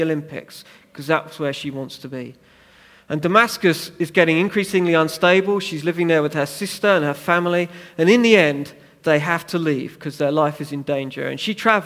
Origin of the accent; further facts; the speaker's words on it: United Kingdom; we're British